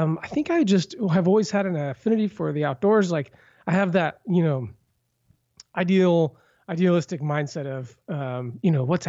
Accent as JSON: {"language": "English", "town": "Vancouver", "region": "Washington", "country": "United States", "said": "I hail from Vancouver, Washington."}